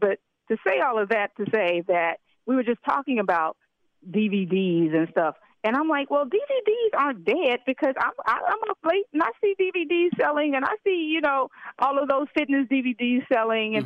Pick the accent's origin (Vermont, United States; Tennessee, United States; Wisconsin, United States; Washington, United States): Tennessee, United States; Memphis; I'm also from Memphis, Tennessee.